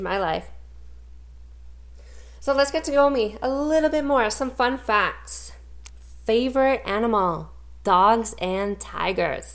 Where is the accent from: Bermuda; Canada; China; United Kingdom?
Canada; Langley, British Columbia; now in Spruce Grove, Canada; I'm originally from Langley, BC, and now currently living just outside of Edmonton, Alberta